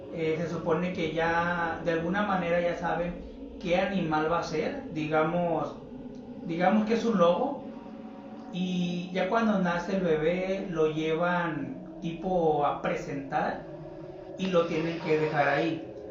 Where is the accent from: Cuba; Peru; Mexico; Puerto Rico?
Mexico; nosotros que somos de México